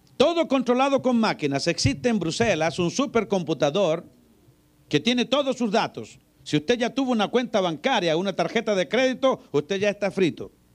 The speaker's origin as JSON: {"language": "Spanish", "country": "Chile", "said": "Yo soy chileno"}